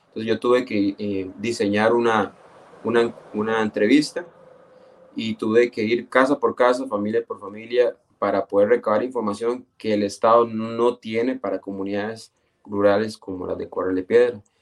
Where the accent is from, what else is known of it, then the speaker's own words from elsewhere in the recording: Esparza, Puntarenas, Costa Rica; yo soy de Esparzo